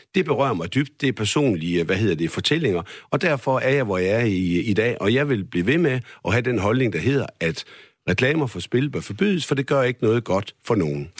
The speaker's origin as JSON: {"language": "Danish", "area": "West Jutland", "region": "Central Denmark Region", "country": "Denmark", "said": "nu er jeg jo selv som vestjyde"}